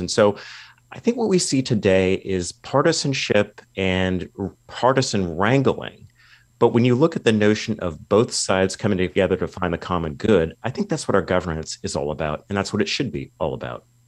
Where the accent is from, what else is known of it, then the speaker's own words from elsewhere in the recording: California, United States; my home state of California